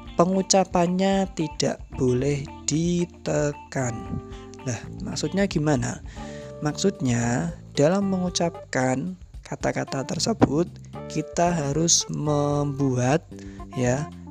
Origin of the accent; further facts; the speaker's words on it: Central Java, Indonesia; accent: medok; first language Javanese; Indonesian is a second language; saya pribadi, itu kan dilahirkan di Jawa Tengah. Jadi, otomatis bahasa yang pertama kali saya pelajari dan saya gunakan adalah bahasa Jawa, khususnya bahasa Jawa Tengah